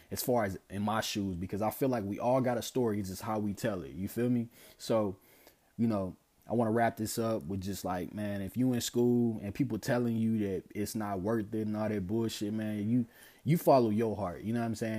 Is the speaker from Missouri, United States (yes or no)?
yes; St. Louis, Missouri, United States; growing up in Saint Louis